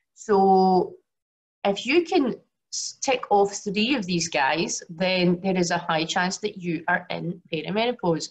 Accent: Glasgow, Scotland, United Kingdom; now in Singapore; I was born in Glasgow, but obviously currently live in Singapore

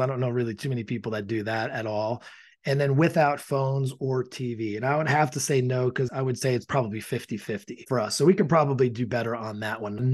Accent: Ireland; I am Irish

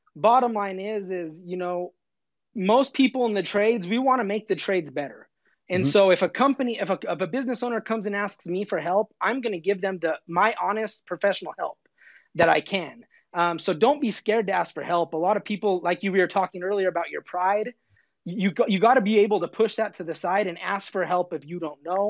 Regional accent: Southern Colorado, United States; now in Denver, United States; growing up in Southern Colorado

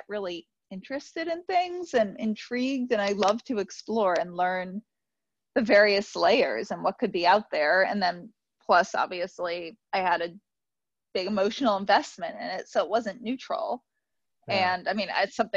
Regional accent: New York City, New York, United States; I grew up in New York City

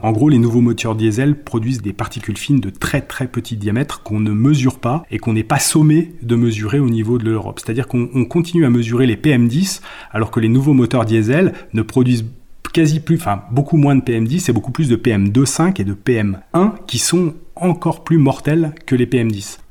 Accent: Haute-Savoie, Auvergne-Rhône-Alpes, France; Je suis originaire de Haute-Savoie

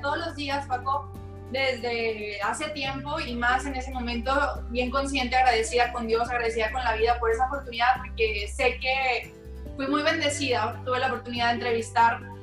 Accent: Monterrey, Nuevo León, Mexico; soy la única de Monterrey, de México

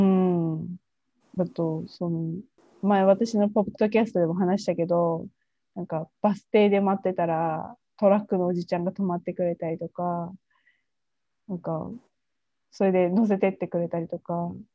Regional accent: Japan; also born or lived in Taiwan; 自分の母国の日本に戻ってきて

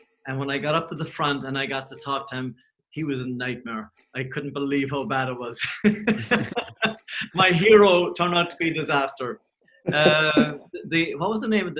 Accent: Cork, Munster, Ireland; I grew up in Cork, and we didn't have electricity or anything for a long time

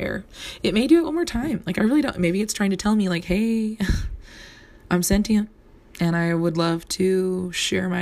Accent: Southern California, United States; I grew up in Southern California

